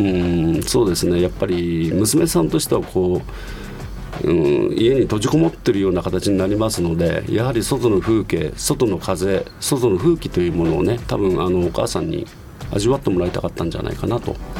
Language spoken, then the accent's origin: Japanese; Nishitokyo, Tokyo, Japan; 生まれは田無市ですねえー、旧名でいうと田無本町、はい、一丁目に生まれました